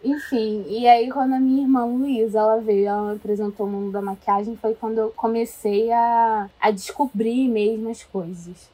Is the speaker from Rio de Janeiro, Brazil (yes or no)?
yes; Rio de Janeiro, Brazil; sou carioca, tenho 23 aninhos